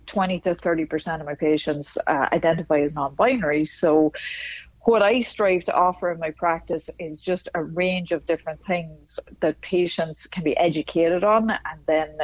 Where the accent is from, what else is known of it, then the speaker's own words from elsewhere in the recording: Dundalk, Leinster, Ireland; accent: northern; moved away as an adult; also born or lived in Dublin / Philadelphia / Indianapolis; now in Miami, United States; I was born and raised 3 miles south of the border